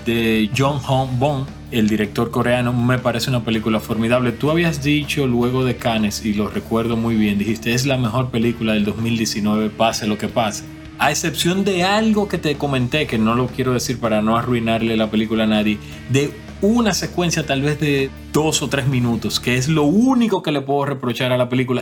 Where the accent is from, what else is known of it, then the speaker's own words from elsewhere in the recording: Dominican Republic; now in Canada; Dominicana es el país que me pertenece